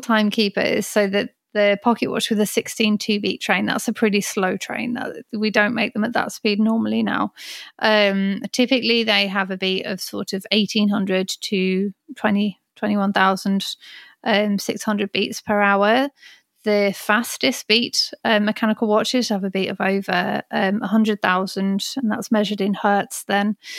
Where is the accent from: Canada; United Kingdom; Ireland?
United Kingdom; Birmingham, West Midlands; moved away as an adult; also born or lived in London; I was born and raised in Birmingham, only lived in Birmingham and London, then moved out to the country a few years ago.